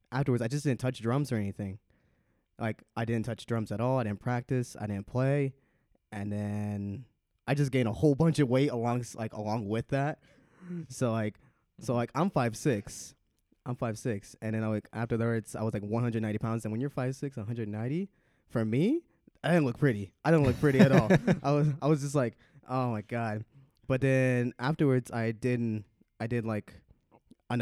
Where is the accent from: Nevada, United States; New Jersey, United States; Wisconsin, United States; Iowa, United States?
Nevada, United States; Las Vegas; also born or lived in California; And then when I was like around 6 years old, I moved from Cali to Vegas, like around like 2004